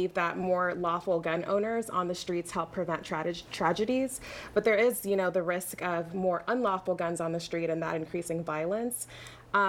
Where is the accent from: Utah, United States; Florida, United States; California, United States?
Florida, United States; Broward County; I went to Broward County Public Schools